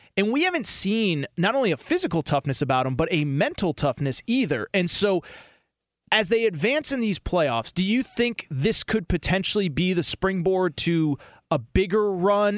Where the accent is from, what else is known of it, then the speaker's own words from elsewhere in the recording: Connecticut, United States; I grew up in Connecticut